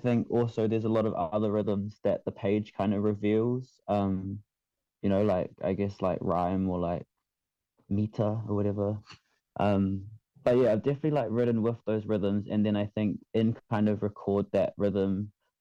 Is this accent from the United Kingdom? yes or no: no; Manurewa, Auckland, New Zealand; also born or lived in Kaisahu; I'm from Kaisahu, but I was raised in Manurewa.